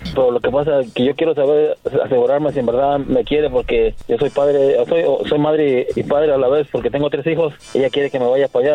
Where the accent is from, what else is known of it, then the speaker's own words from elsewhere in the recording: Mexico; also born or lived in Querétaro / Guadalajara; yo soy de Querétaro y de Guadalajara